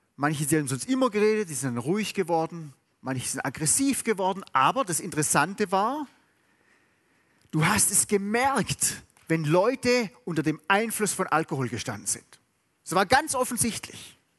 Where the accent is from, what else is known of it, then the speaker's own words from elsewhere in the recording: Southern Germany, Germany; ich bin in Süddeutschland aufgewachsen.